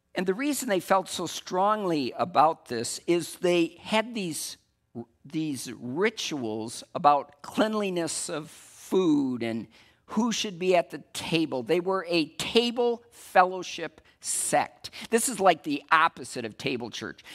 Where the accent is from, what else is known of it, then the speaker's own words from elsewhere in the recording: West Michigan, United States; I'm from West Michigan